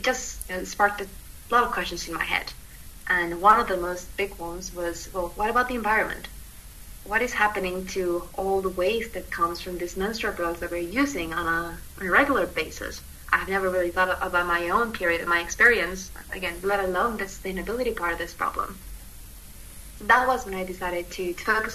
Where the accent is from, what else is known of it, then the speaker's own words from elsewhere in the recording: Mexico; moved away as an adult; now in United Kingdom; I was born in Mexico, and I moved to the UK in 2015, which is where I'm currently based